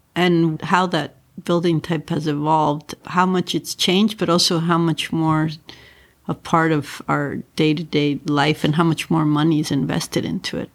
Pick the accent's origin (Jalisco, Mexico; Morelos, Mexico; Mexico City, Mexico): Mexico City, Mexico; also born or lived in Northeast US / San Francisco; now in Los Angeles, United States; I grew up in Mexico City